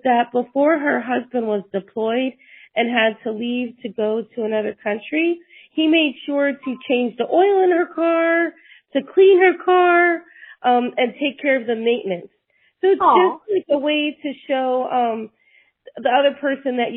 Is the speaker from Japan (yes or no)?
no; Puerto Rico; also born or lived in New York; now in Tennessee, United States; I was born in New York, raised in Puerto Rico.